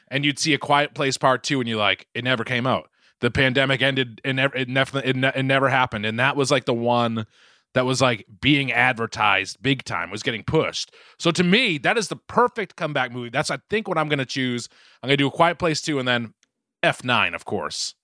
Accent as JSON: {"language": "English", "town": "Boston", "region": "Massachusetts", "country": "United States", "accent": "Boston", "said": "my Boston accent has just creeped back so much"}